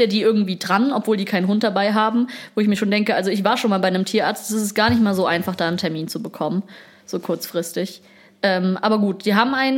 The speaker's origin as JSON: {"language": "German", "region": "Berlin", "country": "Germany", "said": "wir kommen, wir kommen aus Berlin"}